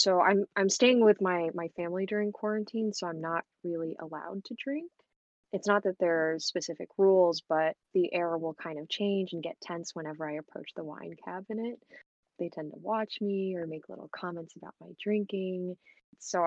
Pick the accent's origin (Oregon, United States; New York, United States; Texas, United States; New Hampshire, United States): Texas, United States; Houston; I'm from Houston, Texas